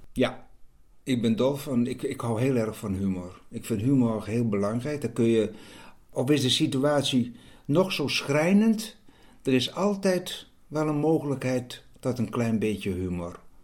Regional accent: Friesland, Netherlands; Ik ben een Fries

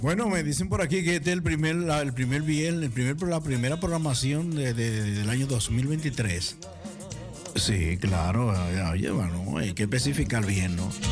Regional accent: Dominican Republic; moved away; en mi país

